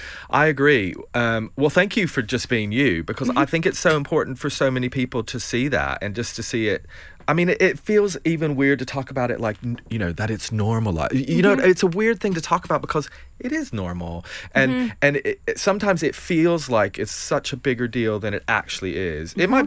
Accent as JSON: {"language": "English", "region": "Tennessee", "country": "United States", "tie": "born or raised there", "said": "I always felt outside growing up in East Tennessee and kind of never fitting into a specific box."}